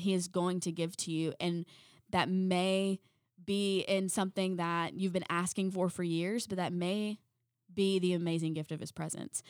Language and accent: English; South Carolina, United States; We're from South Carolina